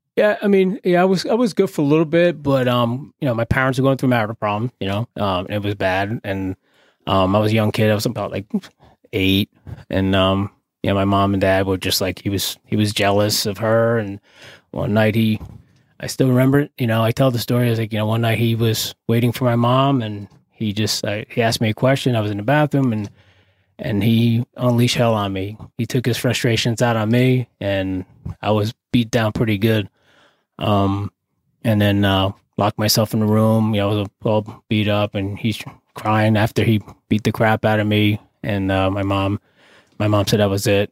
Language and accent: English; Carteret, New Jersey, United States; I grew up in, uh, here in New Jersey, uh, borough of Carteret, in the Crum section, little projects